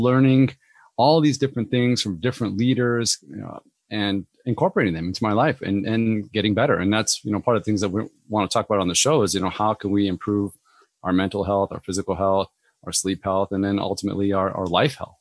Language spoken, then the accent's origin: English; Orange County, Southern California, United States; I grew up in Orange County in Southern California